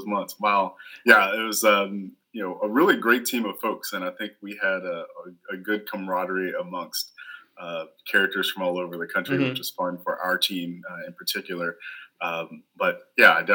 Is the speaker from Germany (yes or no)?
no; Louisiana, United States; moved away; I grew up in Louisiana.